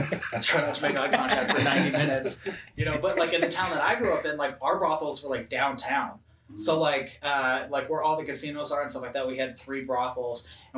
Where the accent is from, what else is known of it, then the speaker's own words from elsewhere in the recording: Elko, Nevada, United States; So I grew up in Northern Nevada. So in Elko, try to hold your applause. so it is a very central town. It's like 4 hours to Salt Lake City, 4 hours to Boise, Idaho, about 4 hours from Reno, but it's about 6 to 8 hours from Vegas.